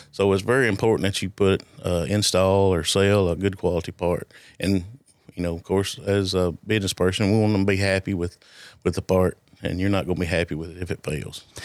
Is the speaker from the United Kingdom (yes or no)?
no; Alexandria, Tennessee, United States; I grew up in Alexandria. Uh, I've never lived anywhere else.